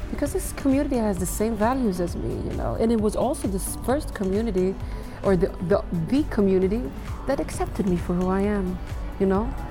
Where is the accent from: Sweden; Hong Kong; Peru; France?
Sweden; Västmanland; also born or lived in Morocco; Like I am from Morocco uh, originally, like uh, born and raised in Sweden, but so I am from the Atlas Mountains of Morocco